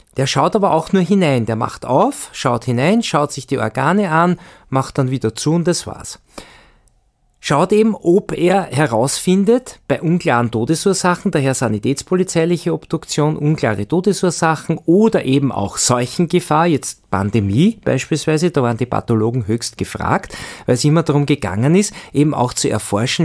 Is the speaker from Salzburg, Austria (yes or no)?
no; Vienna, Austria; moved away as an adult; now in Graz, Austria; Ich komme ja aus Wien, ich habe ja in Wien fast 40 Jahre gearbeitet